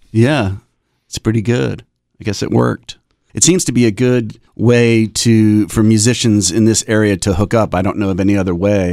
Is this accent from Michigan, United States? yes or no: no; Raleigh, North Carolina, United States; we are from Raleigh